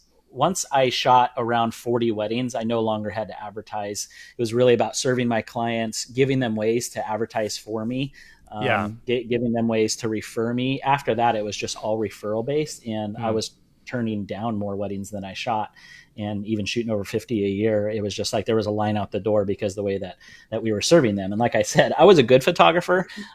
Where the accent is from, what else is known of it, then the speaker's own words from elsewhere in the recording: Orange County, California, United States; now in Indianapolis, United States; In Orange County, I was born and raised out on the West Coast, moved to Indianapolis when we were moving the warehouse about 10 years ago.